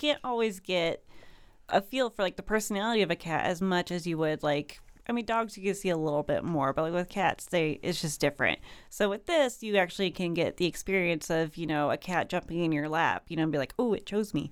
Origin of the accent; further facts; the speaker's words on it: Kankakee, Illinois, United States; moved away as an adult; now in Springfield, United States; I actually grew up in the Kankakee area